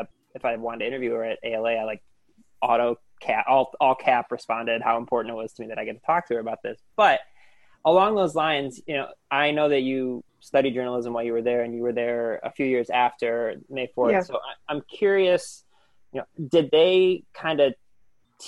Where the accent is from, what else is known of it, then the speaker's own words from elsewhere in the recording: Lorain, Ohio, United States; I grew up in Lorain and right on the water as well.